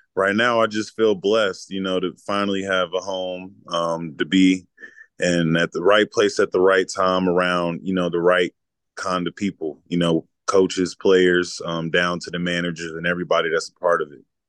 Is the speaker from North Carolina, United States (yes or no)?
yes; Charlotte, North Carolina, United States; moved away; growing up in Charlotte, North Carolina